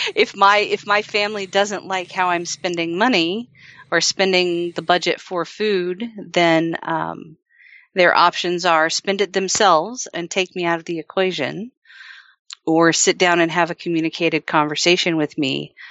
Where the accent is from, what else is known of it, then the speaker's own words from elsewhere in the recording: the South, United States; I grew up in the South